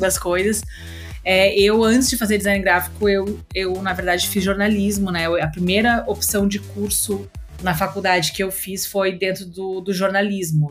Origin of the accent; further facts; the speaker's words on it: Rio Grande do Sul, Brazil; moved away as an adult; also born or lived in Santa Maria; now in São Paulo, Brazil; eu sou do Rio Grande do Sul